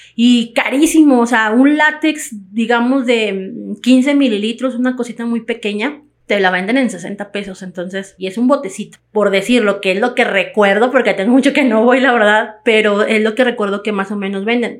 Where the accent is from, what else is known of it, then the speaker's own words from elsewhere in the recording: Mexico; todos somos mexicanos